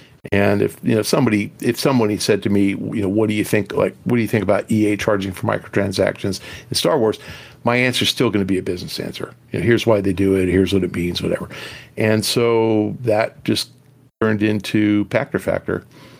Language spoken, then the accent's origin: English; Los Angeles, California, United States; now in Long Beach, United States; So I was born in Hollywood and live in Long Beach now, but born and raised in L.A.